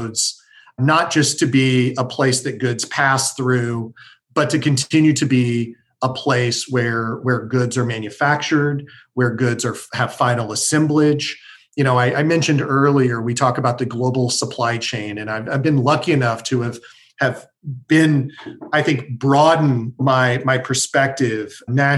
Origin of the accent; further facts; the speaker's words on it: Kansas City, Missouri, United States; I'm a South Kansas City kid. I grew up in South Kansas City